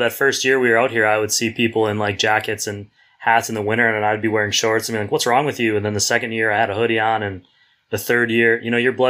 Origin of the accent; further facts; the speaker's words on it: Wisconsin, United States; moved away as an adult; now in San Diego, United States; I grew up in Wisconsin, my wife as well, and we talk about leaving San Diego, but every year that we're here, we've been here, we're going into our seventh year